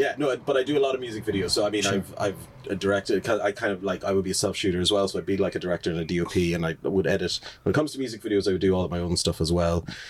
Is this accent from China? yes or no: no; Limerick, Munster, Ireland; also born or lived in Dublin; I was born in Dublin, but I've grown up my whole life in Limerick